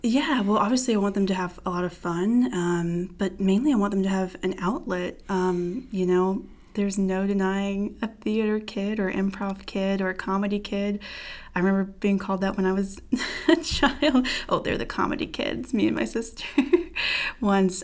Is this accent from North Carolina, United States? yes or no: yes; Fayetteville, North Carolina, United States; I'm originally from Fayetteville, North Carolina, military town, but not a military kid. Um, grew up there